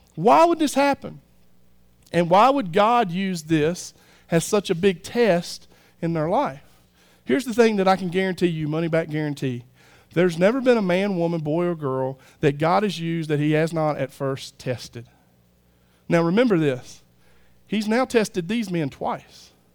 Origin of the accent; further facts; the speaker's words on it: United States; I'm American